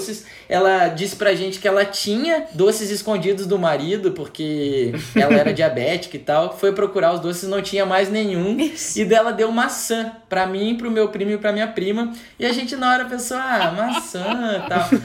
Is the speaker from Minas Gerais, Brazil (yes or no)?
no; Santa Catarina, Brazil; Eu sou de Santa Catarina